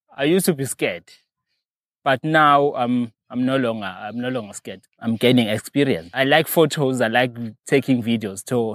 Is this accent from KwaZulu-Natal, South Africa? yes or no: yes; near Hluhluwe, KwaZulu-Natal, South Africa; also born or lived in Mdugu; I was not born here, but, uh, I grew up at, uh, another place called Otaganeni. It's under the section, uh, around Hluhluwe.